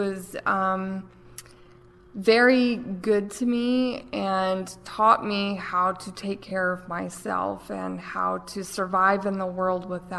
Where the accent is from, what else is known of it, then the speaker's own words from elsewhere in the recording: Asheville, North Carolina, United States; Born and raised, Buncombe County. So I lived with my grandmother most of my childhood.